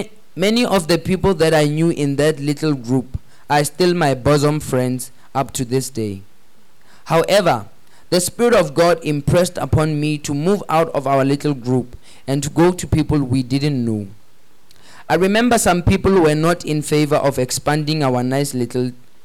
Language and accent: English; Accra, Greater Accra, Ghana; I had a group of friends I grew up with in Accra. A sort of elitistic company made up of the children of foreigners and other...